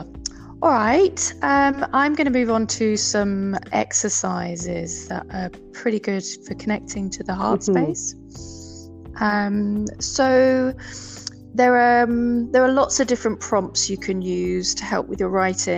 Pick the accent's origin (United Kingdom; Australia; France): United Kingdom; England; moved away; my hometown in England, a peaceful fishing village with the beach.